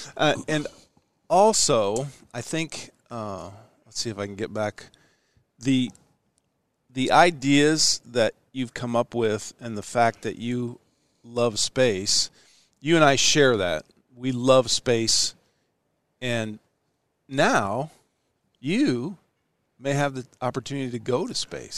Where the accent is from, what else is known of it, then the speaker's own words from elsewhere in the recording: Ashland, Nebraska, United States; also born or lived in Omaha, Nebraska; I was born in Omaha and raised right here in Ashland where we're sitting.